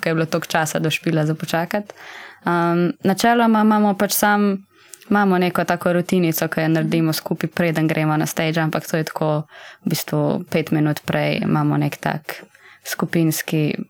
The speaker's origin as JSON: {"language": "Slovenian", "region": "Zasavje", "country": "Slovenia", "moved": "as an adult", "lives_now": "Ljubljana, Slovenia", "said": "mi smo vsi štirje iz Zasavja"}